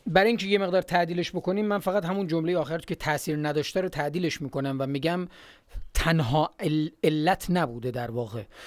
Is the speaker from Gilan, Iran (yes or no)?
yes; Gilan, Iran; moved away; ماهایی که از گیلان هستیم